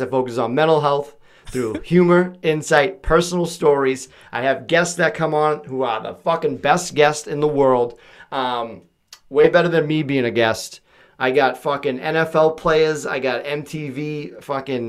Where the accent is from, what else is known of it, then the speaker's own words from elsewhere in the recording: Quincy, Massachusetts, United States; moved away; I grew up in Quincy, home of John Quincy Adams, John Adams